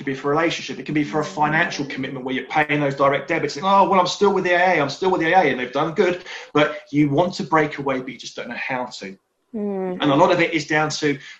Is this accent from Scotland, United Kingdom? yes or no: no; Surrey, South East England, United Kingdom; born and bred in Surrey, live in Cobham